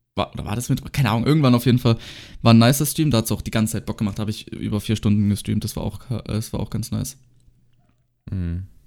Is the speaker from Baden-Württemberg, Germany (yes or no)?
yes; Baden-Württemberg, Germany; bei uns in Baden-Württemberg